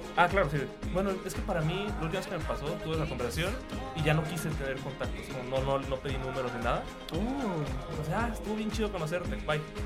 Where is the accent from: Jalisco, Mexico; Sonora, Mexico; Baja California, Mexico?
Jalisco, Mexico; Guadalajara; soy de Guadalajara